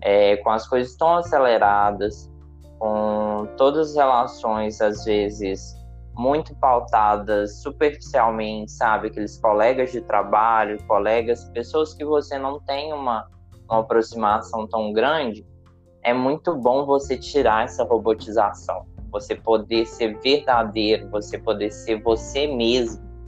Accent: Ouro Branco, Minas Gerais, Brazil; moved away as an adult; now in Juiz de Fora, Brazil; eu tô morando em Juiz de Fora. E a Ana mora em Ouro Branco, né? Que também é minha cidade natal

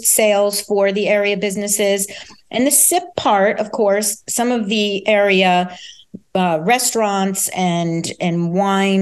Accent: Rhinebeck, New York, United States; I grew up in Rhinebeck and went to grade school here

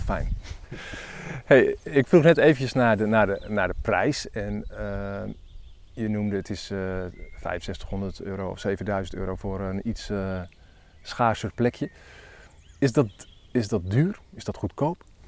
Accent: Elburg, Gelderland, Netherlands; ik kom uit Elburg

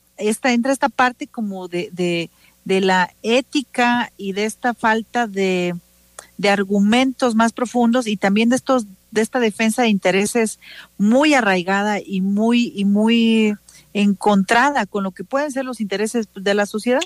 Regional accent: Oaxaca, Mexico; nos sentimos orgullosos y orgullosas como oaxaqueños y oaxaqueñas

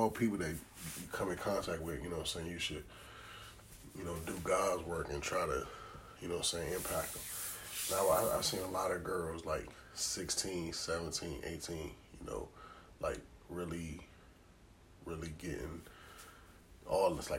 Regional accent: Maryland, United States; I'm from Maryland. Our trenches is like apartments and shit like

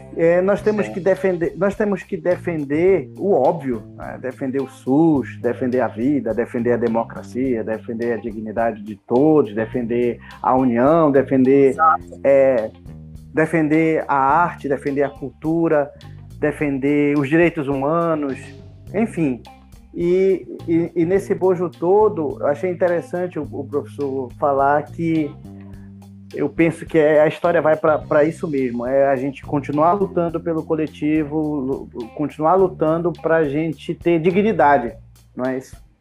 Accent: Santa Isabel, Brazil; eu nunca saí de Santa Isabel

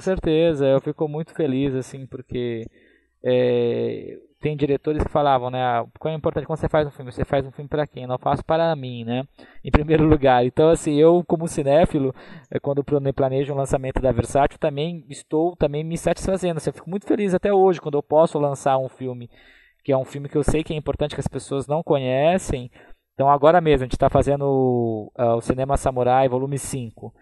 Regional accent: Taubaté, São Paulo, Brazil; Eu sou do interior de São Paulo, sou de Taubaté, né, que é no Vale do Paraíba

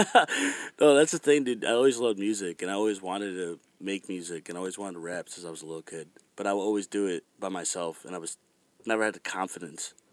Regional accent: Fairfax, Virginia, United States; moved away; I was born in Fairfax, Virginia

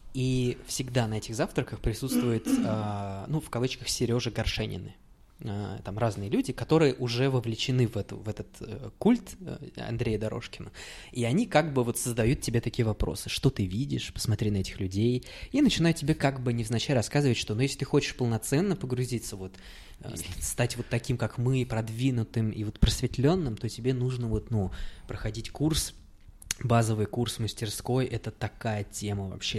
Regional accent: Uralsk, West Kazakhstan Region, Kazakhstan; now in Saint Petersburg, Russia; я из Уральска

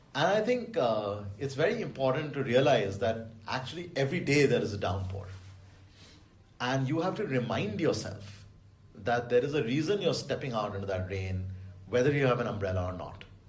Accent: Delhi, India; I grew up in Delhi

